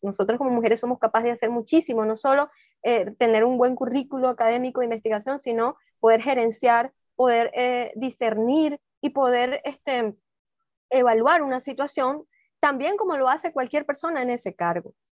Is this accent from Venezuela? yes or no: yes; Venezuela; also born or lived in Peru; Ya uno como venezolano, como estando aquí